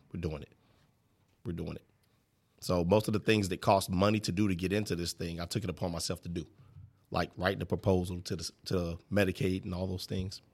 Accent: Illinois, United States; also born or lived in St. Louis, Missouri / Lebanon, Illinois / East St. Louis, Illinois / Greenville, Illinois; I was raised in Lebanon, Illinois.

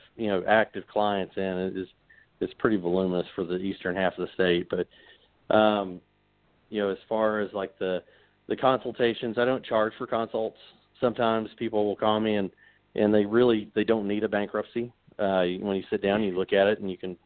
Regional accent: Corbin, Kentucky, United States; I grew up in Corbin, so I still have plenty of family down there

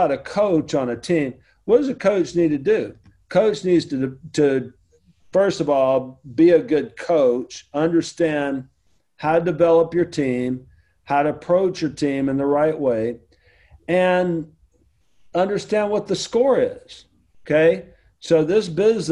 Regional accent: the South, United States; I'm from the South

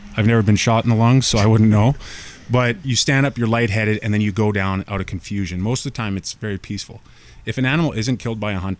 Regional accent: Squamish, British Columbia, Canada; moved away as an adult; also born or lived in Ontario / Toronto; I grew up in Squamish hunting

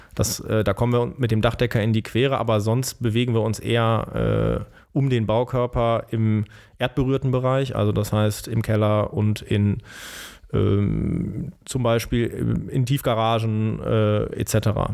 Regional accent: Bonn, North Rhine-Westphalia, Germany; ich bin aufgewachsen in Bonn, in Beul natürlich

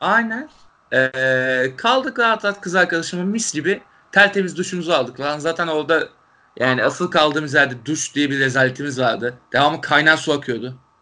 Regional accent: Turkey; Türkiye'den gelen Türkler olduğumuzu

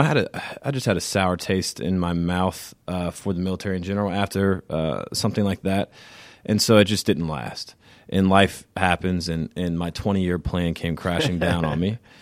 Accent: Savannah, Georgia, United States; So, like I said, just backing up, I come from Savannah. I come from a military family. That's how we ended up in Savannah.

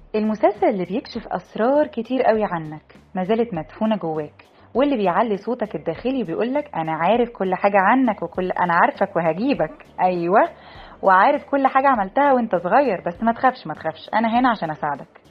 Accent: Egypt; إحنا مجتمع مصري شرقي أصيل

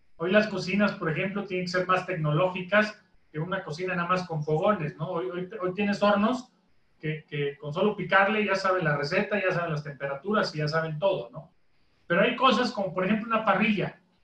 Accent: Mexico; como mexicano

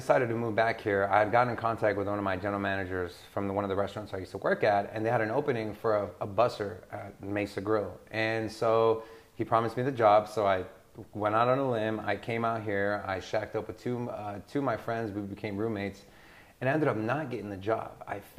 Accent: Sweden; born there; So I was born in Sweden.

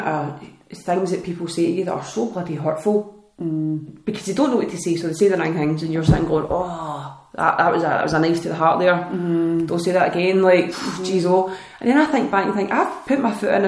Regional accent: Scotland, United Kingdom; especially being Scottish and British

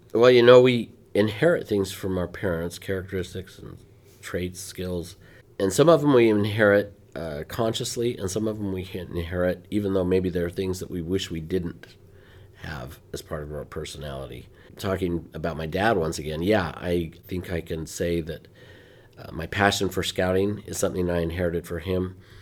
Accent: Ogden, Utah, United States; moved away; I was, uh, born and raised most of the time in Ogden, Utah

